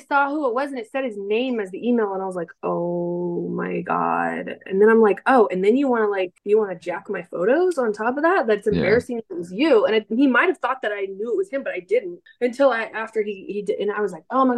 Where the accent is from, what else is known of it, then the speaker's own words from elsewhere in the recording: Northern California, United States; moved away; also born or lived in Texas; I'm originally from California